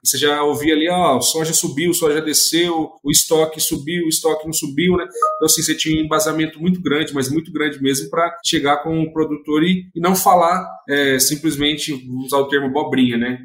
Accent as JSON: {"language": "Portuguese", "town": "Nova Esperança", "region": "Paraná", "country": "Brazil", "tie": "born or raised there", "said": "sou natural lá do Paraná, de uma cidade chamada Nova Esperança, fica ali próximo a Maringá, Londrina"}